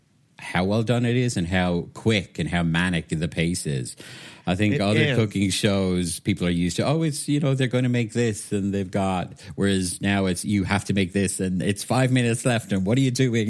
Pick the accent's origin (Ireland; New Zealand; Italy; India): Ireland; Waterford, Munster; moved away as an adult; now in United Kingdom; I'm originally from Waterford in Southeast Ireland, so most people know of it through Waterford Crystal, glass that's made. Sadly, it's not made there anymore. But yeah, I was born there, spent most of my life there, and then I moved to the UK